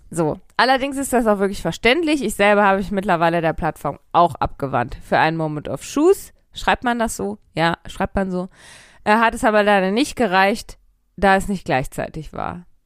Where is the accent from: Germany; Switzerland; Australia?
Germany; North Rhine-Westphalia; Nein, wahrscheinlich nicht. Ich komme nämlich auch aus dem Pott